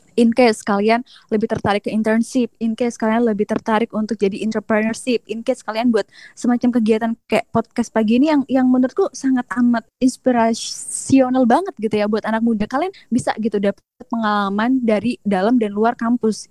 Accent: Jember, East Java, Indonesia; moved away as an adult; now in Taiwan; aku beneran dari kampung kalau misalnya Jember

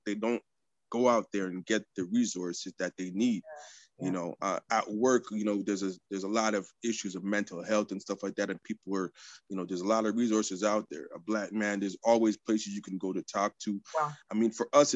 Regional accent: Quebec, Canada; now in Toronto, Canada; I'm from the French province

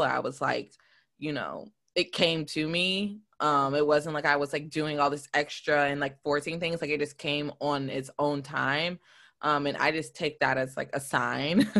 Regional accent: the South, United States; also born or lived in New York; now in Detroit, United States; growing up in the South

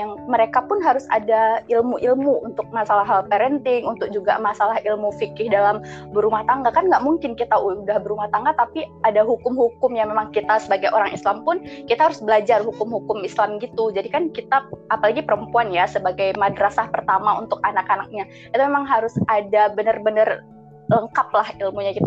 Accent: Aceh, Indonesia; saya berasal dari Aceh

